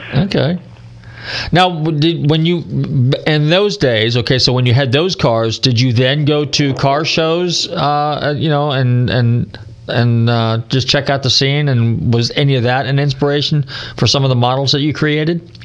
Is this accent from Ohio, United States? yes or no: no; Marin County, California, United States; I grew up in Marin County, so yeah, I'm a native